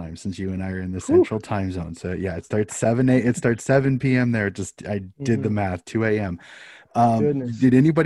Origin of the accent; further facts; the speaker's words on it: United States; as an American